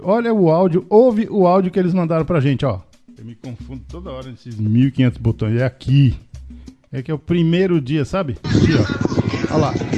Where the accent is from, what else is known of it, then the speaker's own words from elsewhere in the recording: Itaú, Rio Grande do Norte, Brazil; Eu sou do Rio Grande do Norte